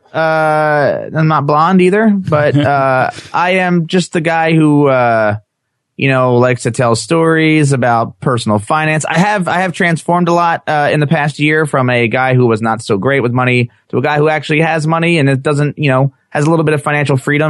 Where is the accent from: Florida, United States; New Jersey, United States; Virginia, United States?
New Jersey, United States; I'm from New Jersey